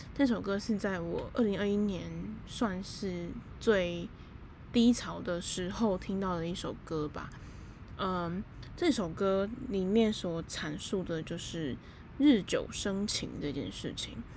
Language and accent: Chinese; Taipei, Taiwan; moved away as an adult; also born or lived in Kaohsiung; 因为我是台北人嘛